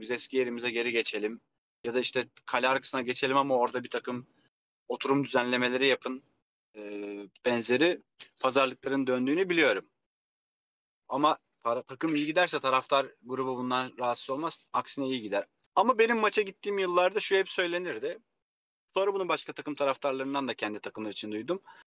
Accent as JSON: {"language": "Turkish", "town": "Kilyos", "region": "Istanbul", "country": "Turkey", "tie": "born or raised there", "also_born_or_lived": "Rumelihisarı", "said": "Ben Kilyos'ta büyüdüm. Yani gençlik yıllarım Kilyos'ta geçti."}